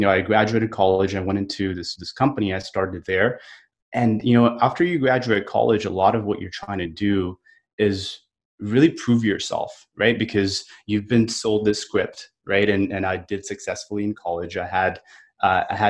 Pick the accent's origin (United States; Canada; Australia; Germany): United States; California; moved away as an adult; also born or lived in India / Alabama / Florida / San Diego; now in Indiana, United States; I was born in India. I grew up in California